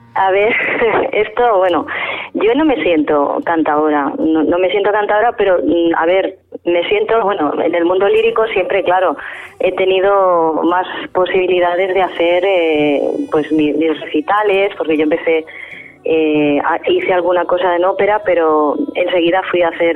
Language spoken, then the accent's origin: Spanish; La Línea de la Concepción, Andalusia, Spain; also born or lived in Bulgaria / Italy; yo soy nacida, bueno, soy andaluza, eh, nacida en la línea de la Concepción Cádiz, y claro, escuchábamos el flamenco en casa